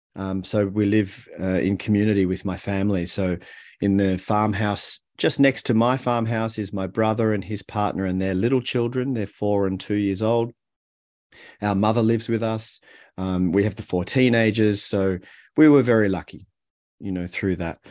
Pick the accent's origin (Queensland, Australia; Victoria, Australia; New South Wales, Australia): Victoria, Australia; Melbourne; moved away as an adult; also born or lived in Haarlem, Netherlands; we moved to Australia and, and I grew up in Melbourne.